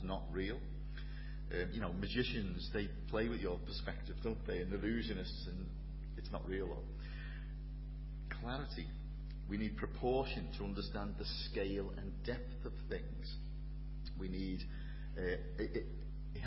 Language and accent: English; Liverpool, North West England, United Kingdom; accent: Scouse; I'm from Liverpool, tell by the accent